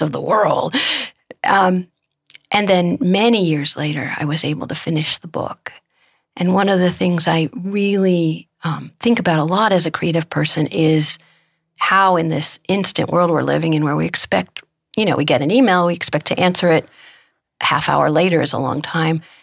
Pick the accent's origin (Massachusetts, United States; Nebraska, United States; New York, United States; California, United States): Nebraska, United States; Omaha; my hometown, which is Omaha, Nebraska